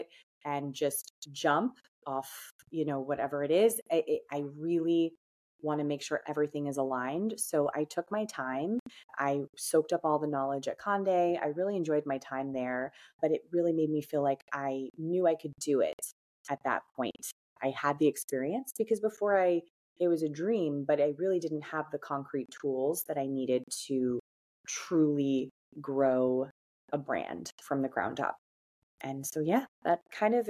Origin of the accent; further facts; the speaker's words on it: New Jersey, United States; also born or lived in Hoboken, New Jersey; I grew up in North Jersey